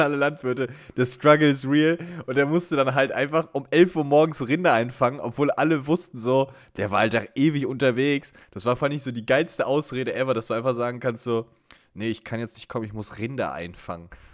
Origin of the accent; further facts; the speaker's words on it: Sauerland, North Rhine-Westphalia, Germany; bei uns im Sauerland